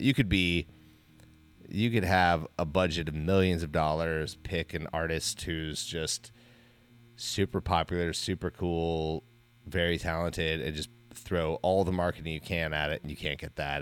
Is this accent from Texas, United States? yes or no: no; Wasilla, Alaska, United States; moved away; we grew up in Wasilla